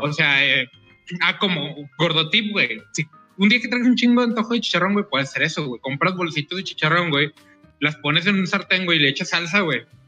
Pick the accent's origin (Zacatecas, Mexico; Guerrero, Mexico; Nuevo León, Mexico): Nuevo León, Mexico; Monterrey; vengo de Monterrey